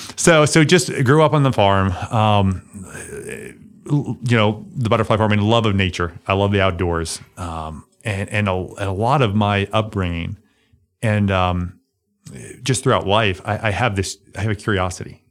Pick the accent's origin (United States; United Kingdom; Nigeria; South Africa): United States; Limestone County, Alabama; born or raised there